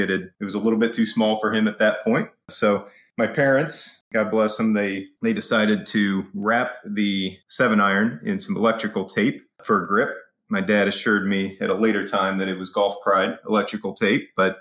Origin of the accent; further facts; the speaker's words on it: Springfield, Ohio, United States; I'm from Springfield, Ohio. Small town just outside of Dayton, between Dayton and Columbus.